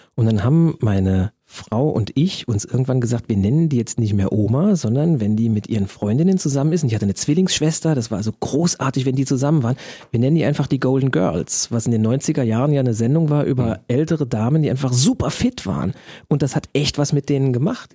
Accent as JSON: {"language": "German", "country": "Germany", "said": "als Deutscher"}